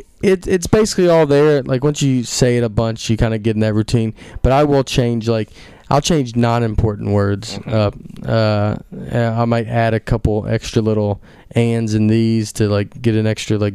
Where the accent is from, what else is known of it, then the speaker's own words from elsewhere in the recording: Nashville, Tennessee, United States; moved away; also born or lived in Chicago / New York; I moved there first. I'm from Nashville.